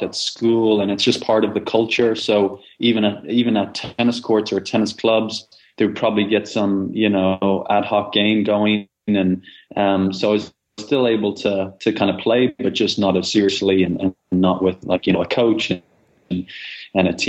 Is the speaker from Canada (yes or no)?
no; Dublin, Leinster, Ireland; I grew up in Dublin, Ireland